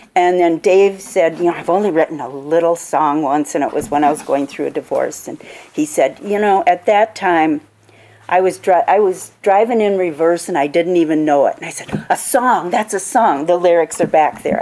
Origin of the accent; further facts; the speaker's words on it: Minnesota, United States; now in Wisconsin, United States; I'm a Minnesotan in my heart. I, I grew up in Minnesota.